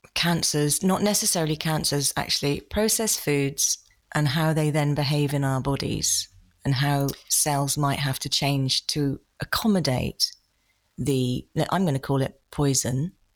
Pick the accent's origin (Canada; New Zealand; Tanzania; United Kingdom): United Kingdom; being typically British